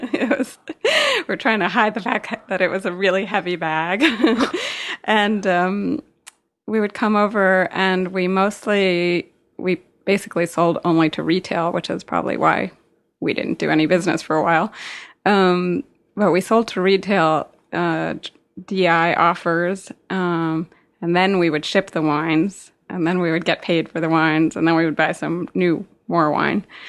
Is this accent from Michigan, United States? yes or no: no; New York City, New York, United States; I grew up in New York City